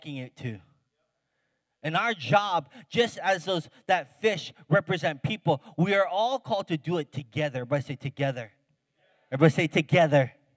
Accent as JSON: {"language": "English", "region": "Hawaii", "country": "United States", "tie": "born or raised there", "said": "I grew up in Hawaii"}